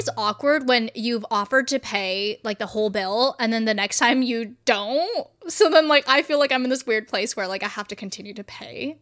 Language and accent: English; California, United States; I am from California